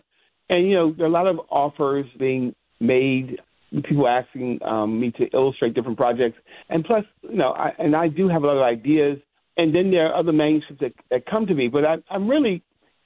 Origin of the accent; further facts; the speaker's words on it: the South, United States; moved away; also born or lived in New York; I'm originally from the South.